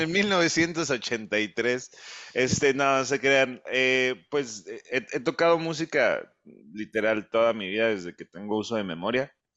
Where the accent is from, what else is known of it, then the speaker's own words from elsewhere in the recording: United States; now in Zapopan, Mexico; crecí en los Estados Unidos.